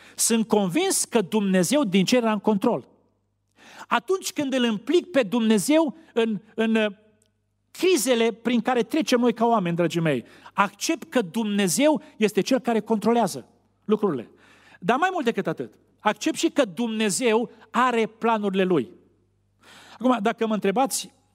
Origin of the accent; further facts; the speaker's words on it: Romania; Noi românii